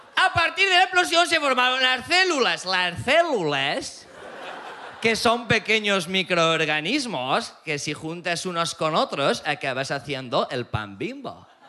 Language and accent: Spanish; Aragon, Spain; vengo de Aragón